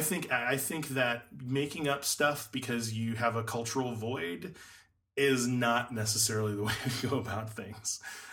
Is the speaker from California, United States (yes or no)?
no; Las Vegas, Nevada, United States; when I grew up in Vegas